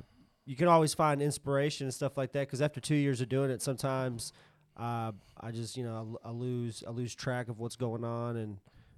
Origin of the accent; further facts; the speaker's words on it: England, United Kingdom; now in Texas, United States; I'm originally from England